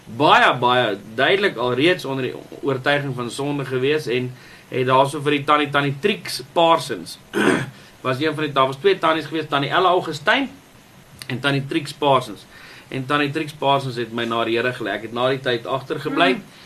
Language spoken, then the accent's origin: Afrikaans; Welkom, Free State, South Africa; Ek is gebore in die Vrystaat in die dorp Welkom